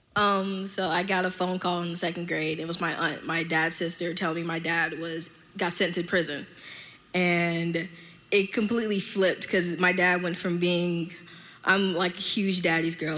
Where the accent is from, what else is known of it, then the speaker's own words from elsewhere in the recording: Miami, Florida, United States; I'm from Miami